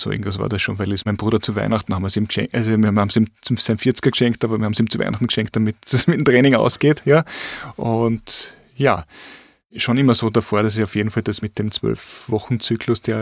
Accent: Carinthia, Austria; Und, und bei mir daheim, äh, wo ich herkomme aus Kärnten im Lavantal, habe ich auch so meine Strecken in der Lavand entlang.

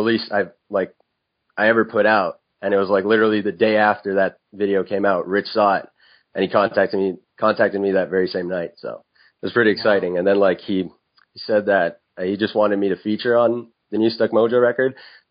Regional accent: Montreal, Quebec, Canada; the city I'm from, Montreal, it has a really great nightlife.

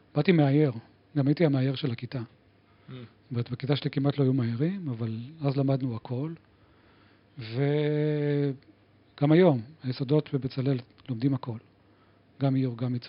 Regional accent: Givatayim, Tel Aviv District, Israel; now in Tel Aviv, Israel; גדלתי בגבעתיים

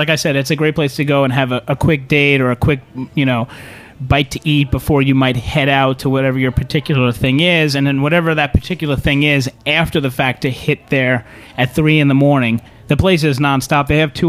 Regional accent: New York City, New York, United States; I am from Staten Island

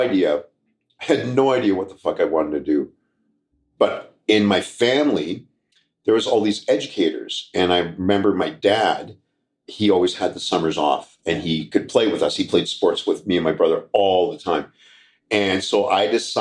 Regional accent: Regina, Saskatchewan, Canada; moved away as an adult; also born or lived in Duck Lake, Saskatchewan; now in Calgary, Canada; I was born in Saskatoon, but I was raised in Regina. So I'm a Saskatchewan boy.

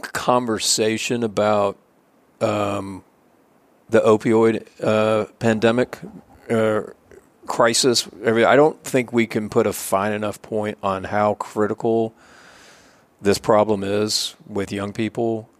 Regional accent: Rockwall, Texas, United States; also born or lived in Austin, Texas; I was from Rockwall

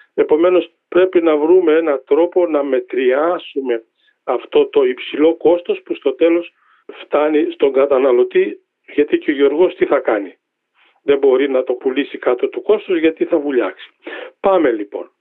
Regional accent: Drama, Eastern Macedonia and Thrace, Greece; moved away; Πηγαίνω στην ιδιαίτερη πατρίδα μου, στη Δράμα

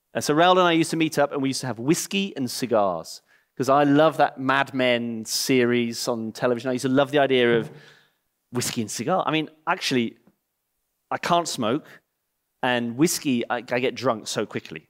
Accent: England, United Kingdom; moved away; I'm English and I live in the same village

